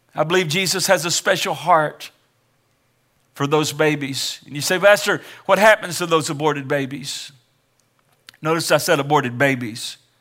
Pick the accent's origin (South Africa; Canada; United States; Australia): United States; Kansas City, Missouri; I was born in Kansas City, Missouri, nineteen sixty-five, December thirty-first